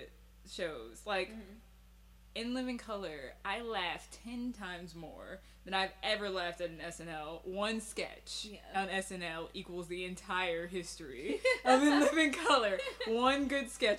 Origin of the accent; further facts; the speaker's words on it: New Jersey, United States; I'm from New Jersey